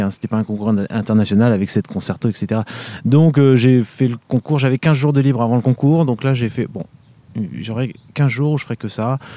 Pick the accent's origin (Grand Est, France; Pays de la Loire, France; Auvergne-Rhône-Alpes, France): Pays de la Loire, France; Vendée; moved away as an adult; also born or lived in Paris / Munich / Seoul; je suis originaire de Vendée